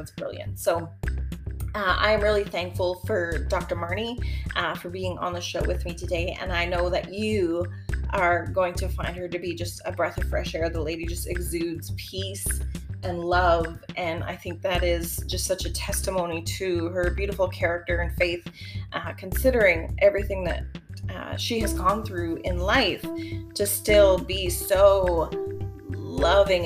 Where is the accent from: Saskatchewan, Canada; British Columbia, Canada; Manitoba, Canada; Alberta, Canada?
Manitoba, Canada; Winnipeg; I was from Winnipeg